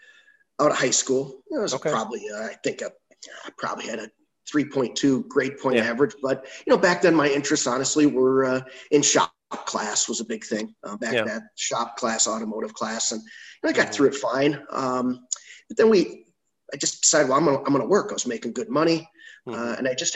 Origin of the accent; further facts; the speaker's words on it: Waukesha, Wisconsin, United States; I was back in Waukesha, Wisconsin is where I grew up. Lived there, you know, until I went off to college.